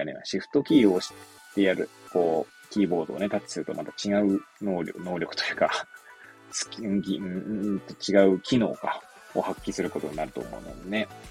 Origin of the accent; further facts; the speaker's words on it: Hachioji, Tokyo, Japan; moved away as an adult; now in Kamaishi, Japan; 生まれはね、東京都八王子市生まれも育ちもそう